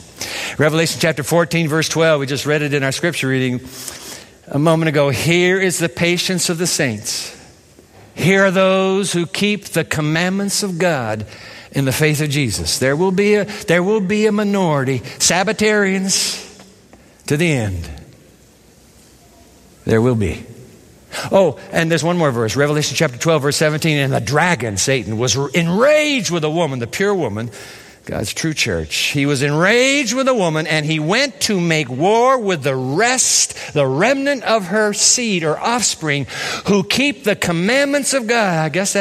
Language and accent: English; Japan; I grew up in Japan. And I used to go to school every day on the trains of Japan.